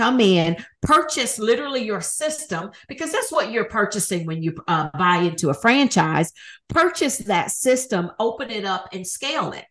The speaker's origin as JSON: {"language": "English", "town": "Huntsville", "region": "Alabama", "country": "United States", "tie": "born or raised there", "also_born_or_lived": "Atlanta, Georgia / Nashville, Tennessee", "moved": "as an adult", "said": "I needed to move back to my hometown of Huntsville, Alabama"}